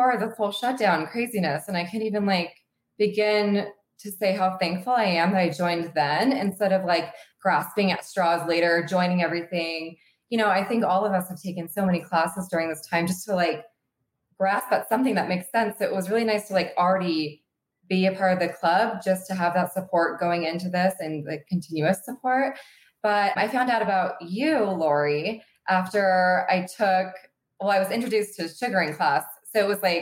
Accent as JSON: {"language": "English", "town": "Sacramento", "region": "California", "country": "United States", "moved": "as an adult", "lives_now": "Lake Tahoe, United States", "said": "I'm from Sacramento"}